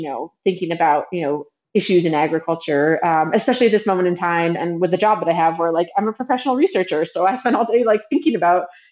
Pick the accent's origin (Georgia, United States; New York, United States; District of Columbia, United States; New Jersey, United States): District of Columbia, United States; Washington; also born or lived in Hawaii / Florida; now in Tennessee, United States; I grew up in Washington, D.C.